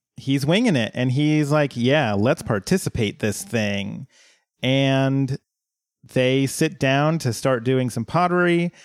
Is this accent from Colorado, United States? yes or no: yes; Colorado, United States; my hometown had a big reservoir, uh, that you could, like, boat and swim